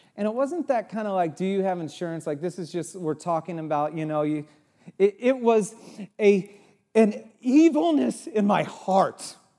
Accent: Santa Cruz, California, United States; moved away; also born or lived in Chicago; I grew up in Santa Cruz

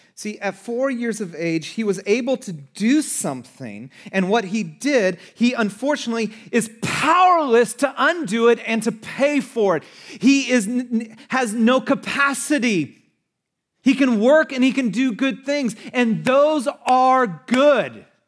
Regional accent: United States; But we're American

